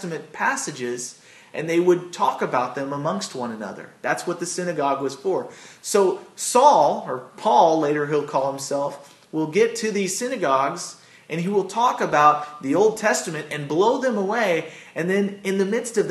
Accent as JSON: {"language": "English", "country": "United States", "accent": "American", "said": "I got my American accent going."}